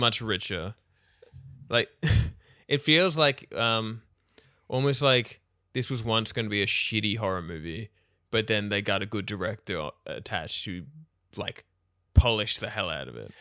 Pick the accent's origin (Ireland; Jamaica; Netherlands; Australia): Australia; as an Australian